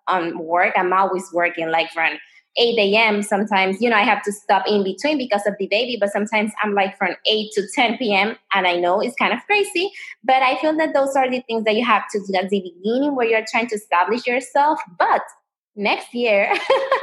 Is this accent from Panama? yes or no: yes; Panama; moved away as an adult; now in United States; I'm American, but I was raised in Panama. You know, everybody comes to the States, but in my case, they decide to take me out of the States.